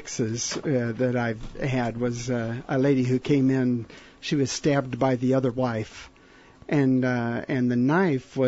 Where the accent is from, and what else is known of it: Papua New Guinea